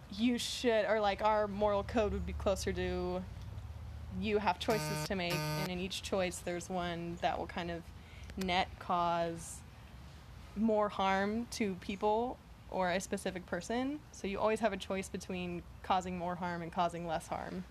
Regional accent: Galveston, Texas, United States; also born or lived in San Antonio, Texas; now in Houston, United States; I grew up in Galveston, Texas

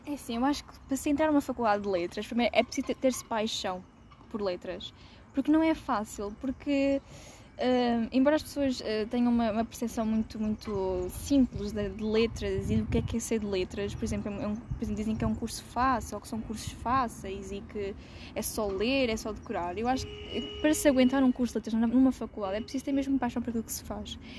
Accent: Viseu, Portugal; moved away as an adult; also born or lived in Porto; na minha terra natal, que é Viseu

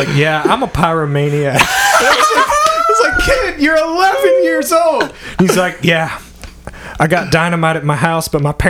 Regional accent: Raleigh, North Carolina, United States; I'm from Wake County, you know, Raleigh, the Triangle area.

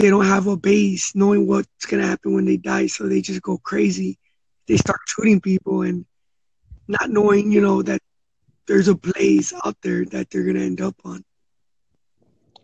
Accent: Los Angeles, California, United States; I grew up in South Central Watts

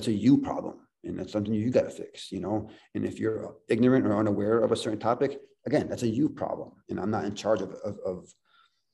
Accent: Ohio, United States; moved away; We're born and raised in Ohio

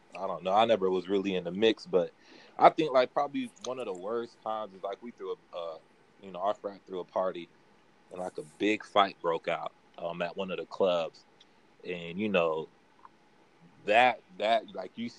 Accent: Naples, Florida, United States; I'm originally from Naples, Florida.

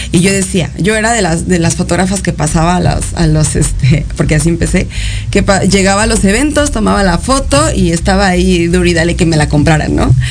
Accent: Mexico City, Mexico; born there; Eh, bueno, pues nací en la Ciudad de México eh

